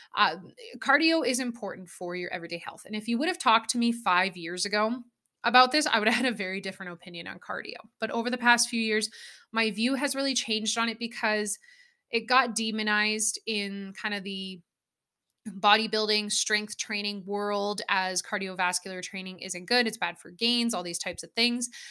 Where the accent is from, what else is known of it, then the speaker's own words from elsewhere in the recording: Alberta, Canada; Growing up in Alberta where I grew up with cows and horses and farming and ranching